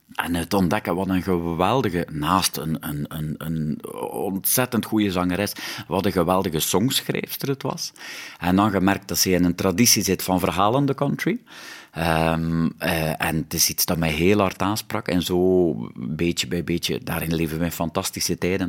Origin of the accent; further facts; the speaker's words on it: West Flanders, Belgium; accent: West Flemish; first language West Flemish; bij ons thuis werd er alleen West-Vlaams gesproken.